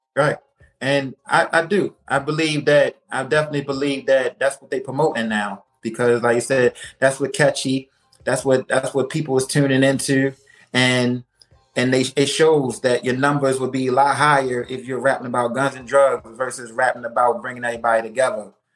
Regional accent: Baltimore, Maryland, United States; I'm a artist originally born and raised in Baltimore, Maryland

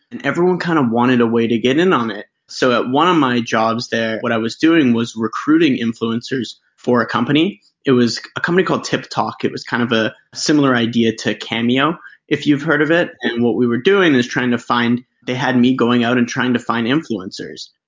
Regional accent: Canada; also born or lived in United States; A little bit about myself. Uh, I grew up in Canada. I lived most of my life bouncing around between Canada and the United States.

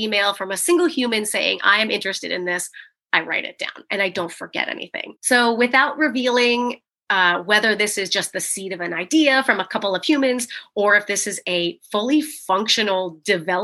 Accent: San Diego, California, United States; I'm from San Diego

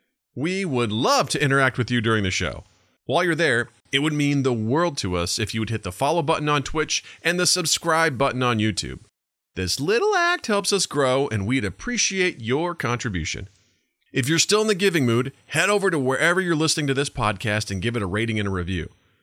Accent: Missouri, United States; No, I was from Missouri. We weren't taught anything about the Jews.

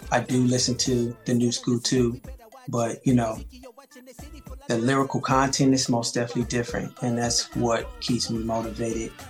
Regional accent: St. Louis, Missouri, United States; now in Los Angeles, United States; I'm from the Midwest. So I'm from St. Louis, Missouri. Um, born and raised

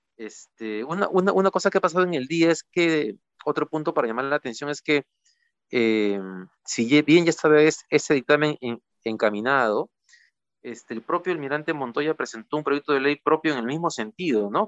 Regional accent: Peru

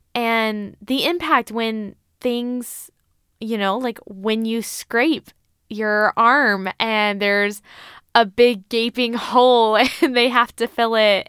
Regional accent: United States; as an American, as a Western individual

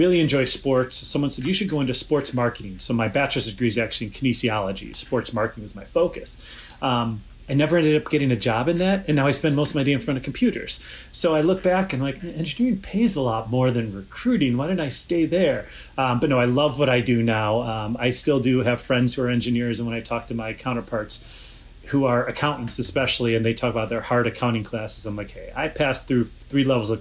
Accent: Chicago, Illinois, United States; I am from Chicago. I've grown up here

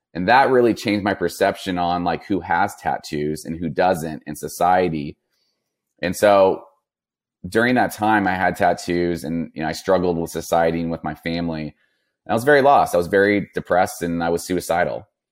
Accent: Napa, California, United States; born or raised there

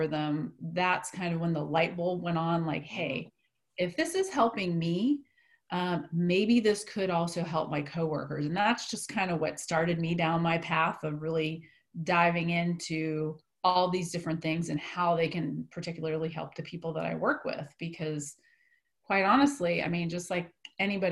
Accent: East Coast, United States; moved away as an adult; now in Wichita, United States; I'm actually from the East Coast.

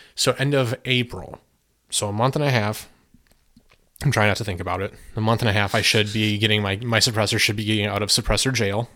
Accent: United States; I appreciate being an American and I love being an American and I love my country

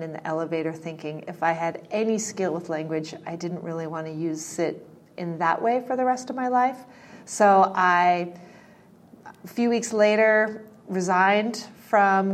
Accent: Connecticut, United States; also born or lived in New York City; I was born in New York City, but I was raised mostly in Connecticut, in what was at the time a very small farming community in Connecticut

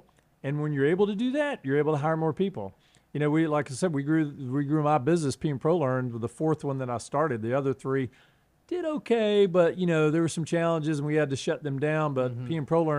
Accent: North Carolina, United States; accent: Southern; now in Hawaii, United States; I've got this Southern accent. I grew up in North Carolina, and I left North Carolina a long time ago, but the accent didn't leave.

